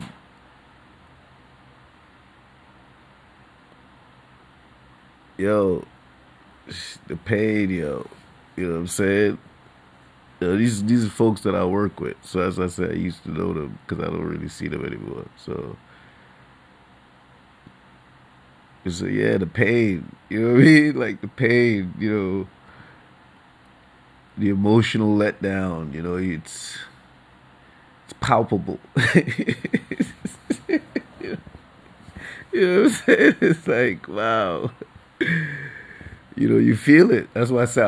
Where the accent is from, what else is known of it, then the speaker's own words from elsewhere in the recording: New York City, New York, United States; New Yorker for generations